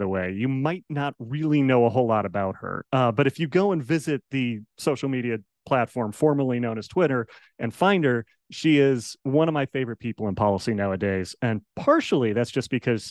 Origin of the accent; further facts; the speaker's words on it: Colorado, United States; now in Las Vegas, United States; I grew up in the Rocky Mountains out in Colorado. Now I live out in Las Vegas